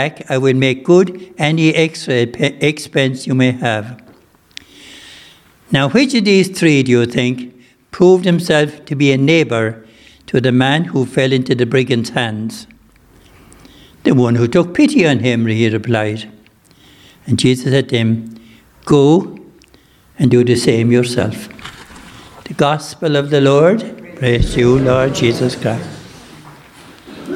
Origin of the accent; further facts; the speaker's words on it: West Limerick, Munster, Ireland; I'm from West Limerick